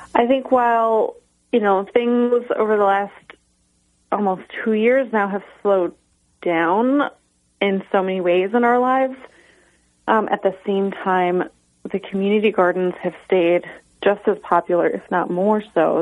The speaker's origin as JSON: {"language": "English", "town": "Tully", "region": "New York", "country": "United States", "tie": "born or raised there", "said": "my hometown of Tully, New York, um, small town between Cortland and Syracuse"}